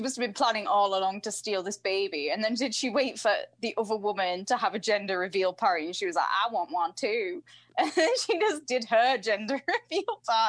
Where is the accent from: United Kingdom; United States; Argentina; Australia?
United Kingdom; England; I'm English